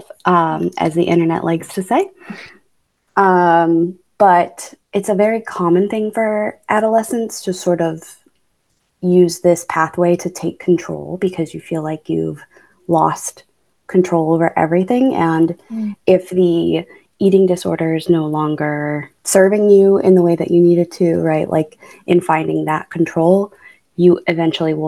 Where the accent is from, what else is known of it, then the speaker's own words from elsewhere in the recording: Buffalo, New York, United States; I was born and raised in Buffalo, New York. I stayed there until I was about 18